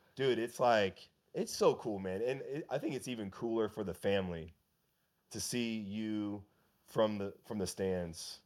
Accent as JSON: {"language": "English", "region": "West Coast", "country": "United States", "said": "I'm from the West Coast"}